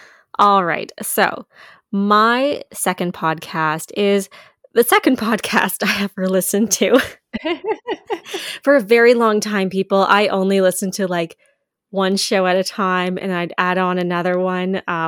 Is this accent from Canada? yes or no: yes; Canada; as well, like obviously as a Canadian and as just a female producer.